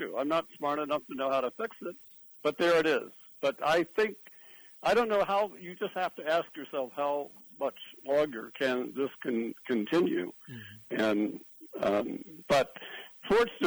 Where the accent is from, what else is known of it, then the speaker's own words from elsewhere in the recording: San Diego, California, United States; growing up in San Diego